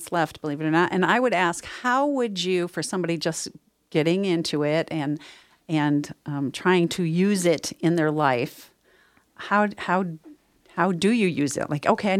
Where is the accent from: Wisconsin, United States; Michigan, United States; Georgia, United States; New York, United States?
New York, United States; born there; now in Northern California, United States; I was born in New York. Here I am in Northern California.